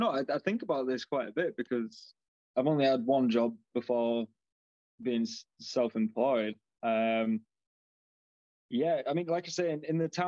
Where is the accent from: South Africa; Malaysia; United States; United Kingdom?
South Africa; born there; but I was born in South Africa, so um, I had a dual nationality.